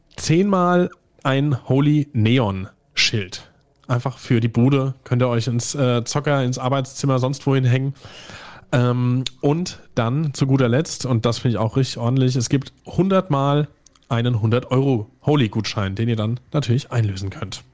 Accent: Germany; hier bei uns in Deutschland

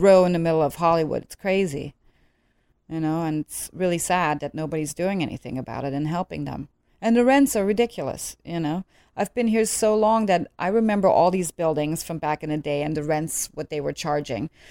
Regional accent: Netherlands; moved away as an adult; also born or lived in Germany; now in Los Angeles, United States; growing up in Holland, I mean, I don't have any Dutch blood per se

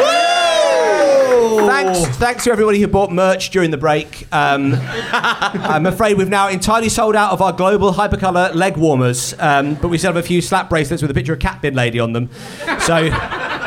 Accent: Bromley, London, United Kingdom; I'm from Bromley.

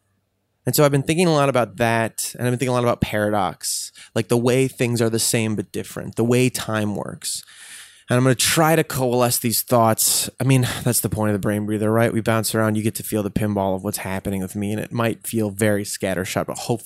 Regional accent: Highland Park, Illinois, United States; Well, I'm from the North Shore of Chicago, this little town called Highland Park, which is a pretty nice little very bubble of a town.

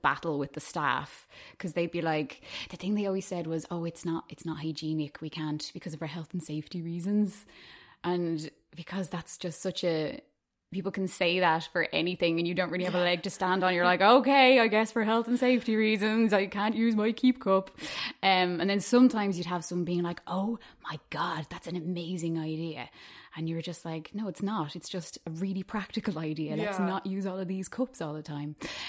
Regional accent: Malahide, Leinster, Ireland; also born or lived in London; So I actually grew up in Malahide, which, to be honest, like, the Malahide accent is a very non-accent anyway.

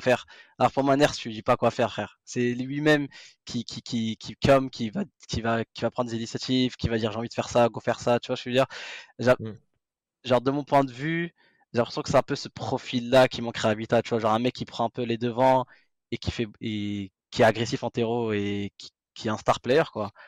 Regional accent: France; on est français

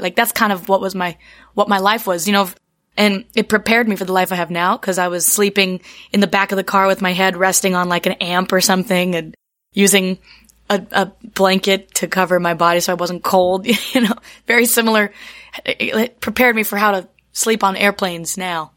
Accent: Charlottesville, Virginia, United States; moved away as an adult; also born or lived in New York / Appalachia; I grew up in Virginia, in Charlottesville

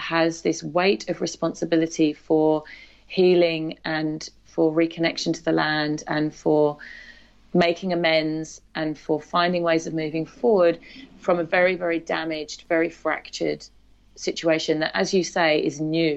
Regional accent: English countryside, England, United Kingdom; moved away as an adult; also born or lived in Newtown, Sydney, Australia; now in Australia; I grew up in the English countryside

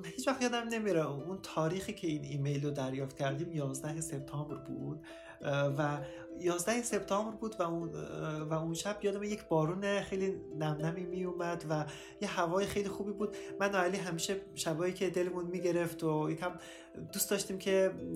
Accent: Afghanistan; moved away; also born or lived in Turkey; من افغان هستم

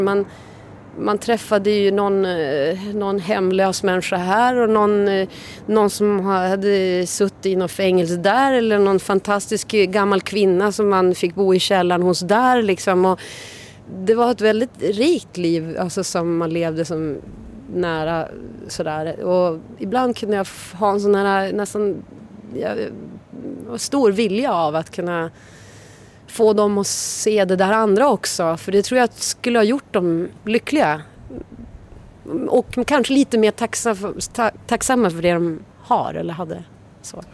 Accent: Umeå, Västerbotten County, Sweden; moved away; jag kom ju från Umeå men där var ju alla straight edge

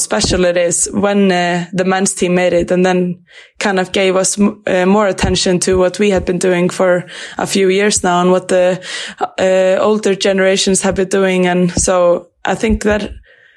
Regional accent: Grindavík, Southern Peninsula, Iceland; moved away as an adult; also born or lived in Sweden; now in Norway; I grew up in Grindavík. It's about maybe 40 minutes from Reykjavík.

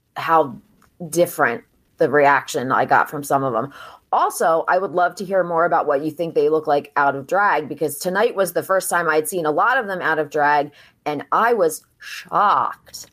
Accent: New Jersey, United States; moved away as an adult; also born or lived in Philadelphia, Pennsylvania; now in Delaware County, Pennsylvania, United States; I grew up in South Jersey, so I went to school in Jersey

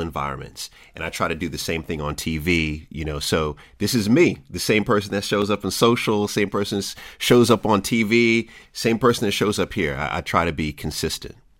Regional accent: Jamaica; also born or lived in DMV area; I'm Jamaican

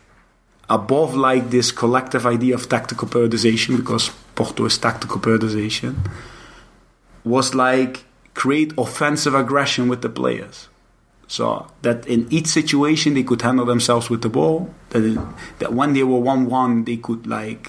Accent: Netherlands; moved away as an adult; I come from Holland

